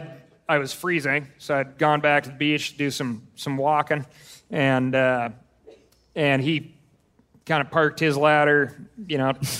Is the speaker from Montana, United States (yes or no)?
yes; Montana, United States; I'm like, I'm from Montana.